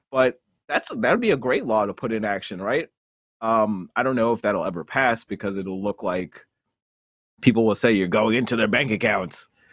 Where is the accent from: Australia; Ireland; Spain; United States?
United States; also born or lived in New Jersey; I'm a firstborn Jamaican from, who was raised in New York and New Jersey.